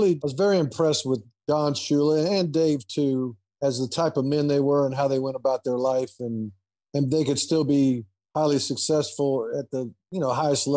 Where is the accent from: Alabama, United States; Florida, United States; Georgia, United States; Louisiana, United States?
Florida, United States; Boca Raton; Boca Raton, Florida, my hometown